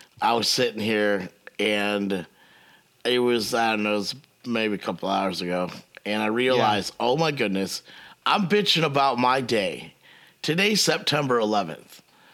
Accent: United States; as an American

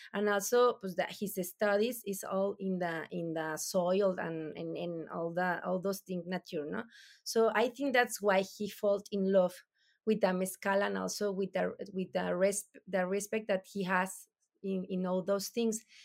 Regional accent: Durango, Mexico; English is a second language; also born or lived in Nombre de Dios, Durango; we born here in Durango, no? So, eh, we are from Durango

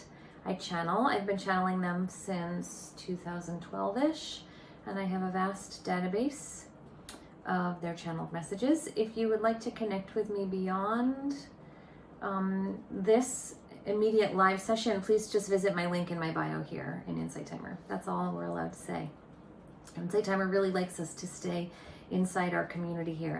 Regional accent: Boston, Massachusetts, United States; I'm from the Boston area, and my office is located in Cambridge, Massachusetts

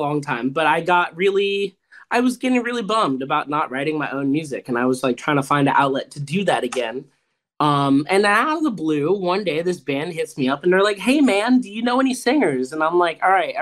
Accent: Tampa, Florida, United States; We're from Tampa Bay.

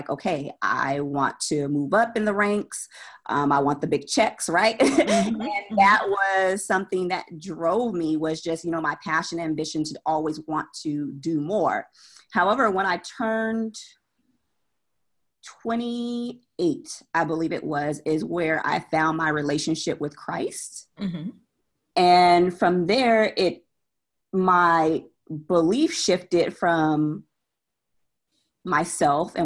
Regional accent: San Jose, California, United States; moved away as an adult; also born or lived in Austin, Texas; now in Charlotte, United States; I'm from California, San Jose, born and raised

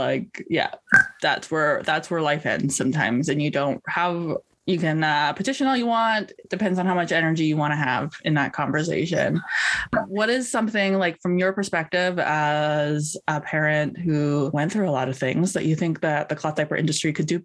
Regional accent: Vancouver, British Columbia, Canada; also born or lived in Missouri; I grew up in this big city. I grew up in Vancouver-ish area

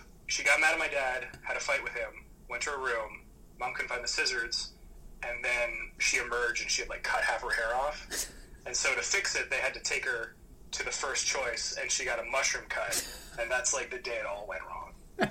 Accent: Alberta, Canada; born there; Yeah, I was born in Alberta, which I don't know if you know what Alberta is in Canada. Alberta is like our Texas.

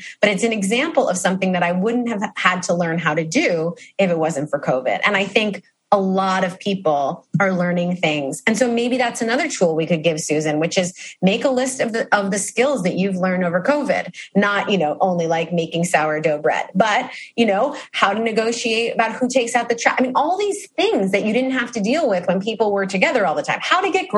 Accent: New York City, New York, United States; as a New Yorker who lives in New York City

